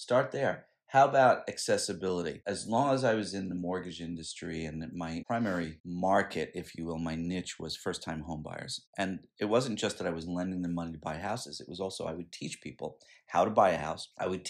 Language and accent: English; Scotland, United Kingdom; and maybe it's because I'm Scottish and I'm thrifty